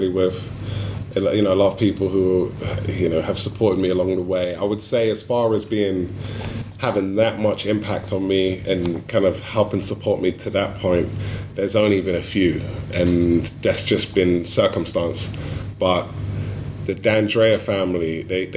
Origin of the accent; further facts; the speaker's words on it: London, United Kingdom; moved away; my hometown